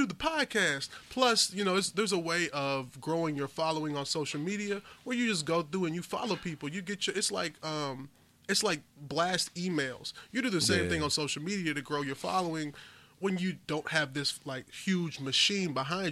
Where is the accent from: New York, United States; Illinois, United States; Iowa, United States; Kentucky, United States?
Kentucky, United States; Louisville; growing up in the East End